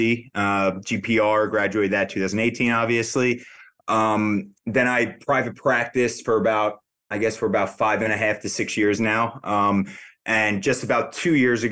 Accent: New Jersey, United States; also born or lived in Massachusetts; Born and raised in Jersey

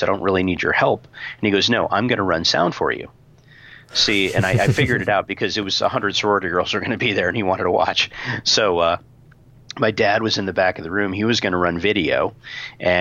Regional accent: Tucson, Arizona, United States; when I got back to Tucson, my hometown

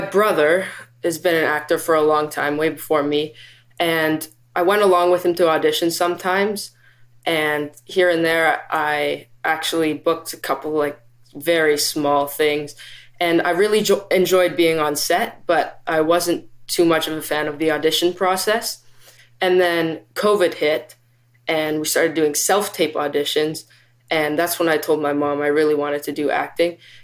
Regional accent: Vancouver, British Columbia, Canada; I am from Vancouver, B C

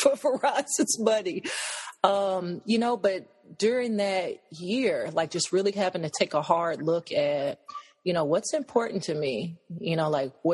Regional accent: Nashville, Tennessee, United States; moved away as an adult; also born or lived in Cameroon; now in Taunton, United States; I'm from Nashville, Tennessee. I currently live in Taunton, Massachusetts

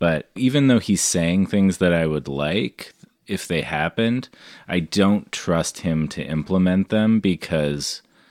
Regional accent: Canada; I'm a Canadian

